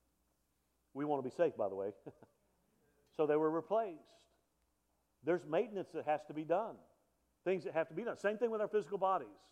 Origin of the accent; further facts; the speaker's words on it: South Alabama, United States; I grew up in South Alabama, so I'm from L.A., lower Alabama, about low as you can get